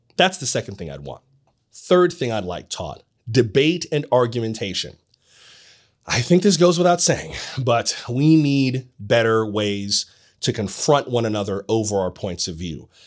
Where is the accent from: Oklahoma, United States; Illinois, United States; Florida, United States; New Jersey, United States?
Florida, United States; My home state of Florida